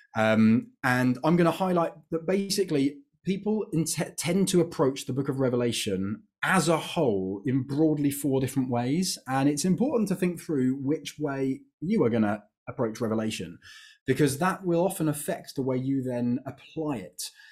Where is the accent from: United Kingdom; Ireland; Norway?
United Kingdom; I'm British